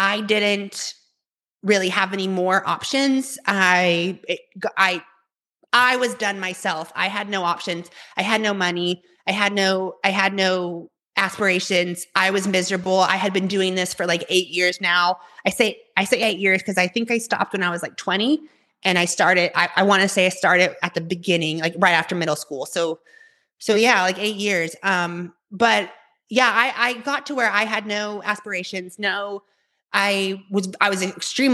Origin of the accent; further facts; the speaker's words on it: Tulsa, Oklahoma, United States; I grew up in Tulsa, Oklahoma